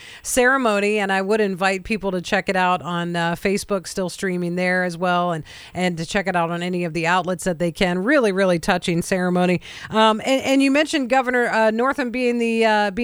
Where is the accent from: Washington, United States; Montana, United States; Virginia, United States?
Virginia, United States; I grew up in Virginia